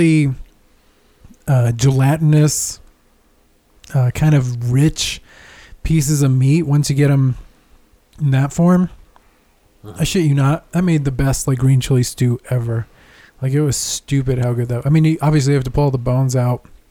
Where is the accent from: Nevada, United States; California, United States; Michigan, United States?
California, United States; I was born in California